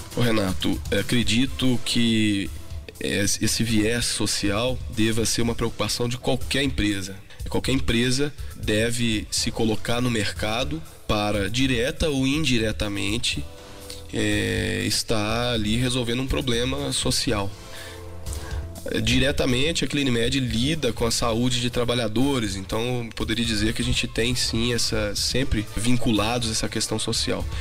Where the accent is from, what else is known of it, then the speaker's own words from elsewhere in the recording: Passos, Minas Gerais, Brazil; moved away as an adult; now in Belo Horizonte, Brazil; sou de Passos. A minha família paterna é toda de lá. Já moro em Belo Horizonte há algum tempo, né? Vim para estudar